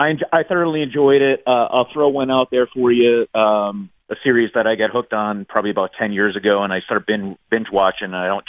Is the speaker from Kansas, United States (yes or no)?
no; Scranton, Pennsylvania, United States; now in Middletown, United States; I am originally from Scranton, Pennsylvania, home of The Office.